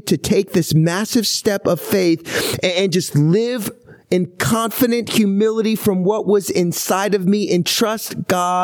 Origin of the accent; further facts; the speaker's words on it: Houston, Texas, United States; moved away; also born or lived in Seattle, Washington; I was born in Houston